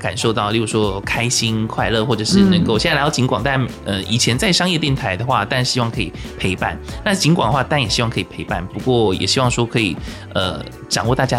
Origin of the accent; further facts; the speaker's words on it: Kaohsiung, Taiwan; 呃你是说我们高雄人怎么样吗？